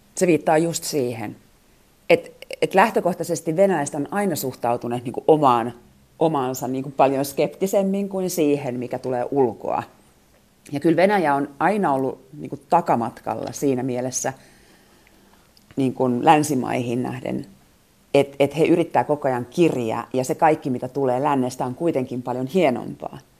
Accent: Finland; moved away as an adult; now in Moscow, Russia; mistä mä oon kotoisin. Niin kun mä sanon Suomi

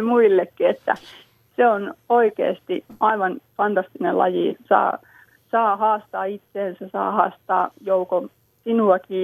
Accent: Lammi, Kanta-Häme, Finland; meillä Lammilla

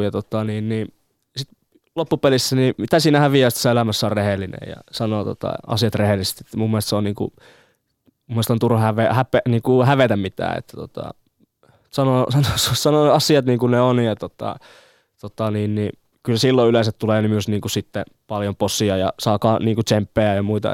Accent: Jyväskylä, Central Finland, Finland; Jyväskylä tulee olemaan aina tota se mun kotikaupunki

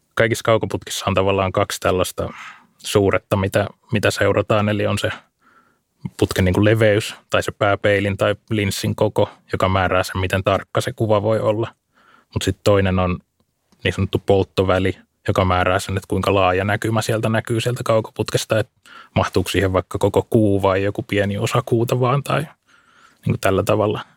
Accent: Lohja, Uusimaa, Finland; Mä kasvoin tuolla Lohjalla tuolla vähän enemmän maaseudun puolella

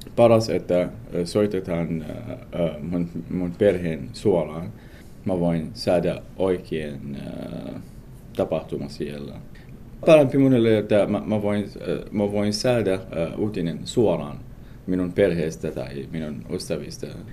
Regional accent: Mosul, Nineveh, Iraq; Finnish is a second language; moved away as an adult; now in Espoo, Finland; جئت من العراق إلى فنلندا قبل سنتين

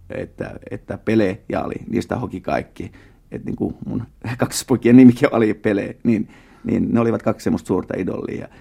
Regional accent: Finland; first language Tatar; tatarilainen vähemmistö täällä Suomessa ja, ja sitten tota, niin, tämä meidän suku on tullut 1800-luvun loppupuolella täällä tänne Suomeen

